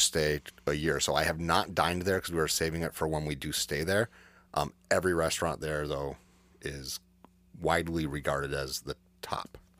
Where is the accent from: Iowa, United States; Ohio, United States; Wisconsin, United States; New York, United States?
New York, United States; the Adirondacks; I grew up in the Adirondacks. I grew up about two hours, eh, More like ninety minutes north of Saratoga Springs.